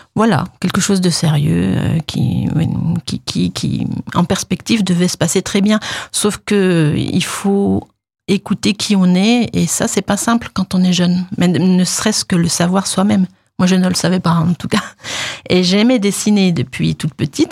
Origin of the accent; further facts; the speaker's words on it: Deyvillers, Grand Est, France; also born or lived in Nancy; je suis de la région, hein, je suis d'Épinal, de déviller précisément.